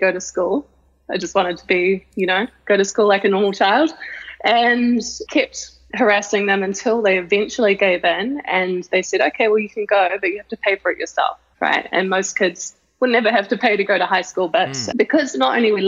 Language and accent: English; New Zealand; I grew up in the Pelora Sands